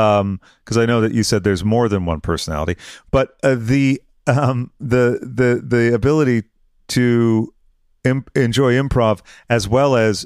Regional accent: Massachusetts, United States; moved away as an adult; also born or lived in Boston area; now in California, United States; I'm from Massachusetts and my parents are from Nova Scotia

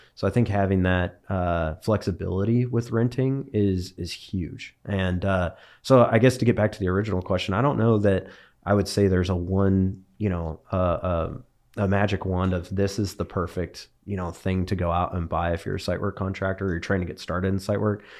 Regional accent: Bakersfield, California, United States; moved away as an adult; also born or lived in Bay Area, California; now in Dallas, United States; grew up in Bakersfield, California. Born and raised there

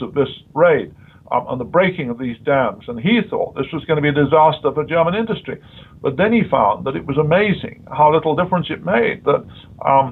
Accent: United Kingdom

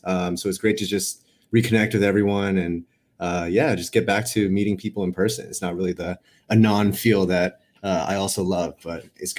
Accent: Los Angeles, California, United States; also born or lived in New York; now in San Francisco, United States; Based in San Francisco, but I've been a California kid my whole life. Grew up in Los Angeles. Had like an 8-year stint on the East Coast for school and my first job in New York. But now here in the Bay Area.

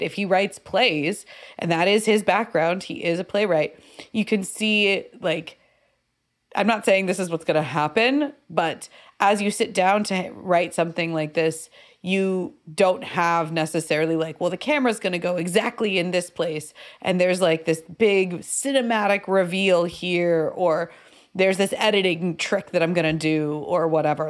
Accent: United States; as an American viewer

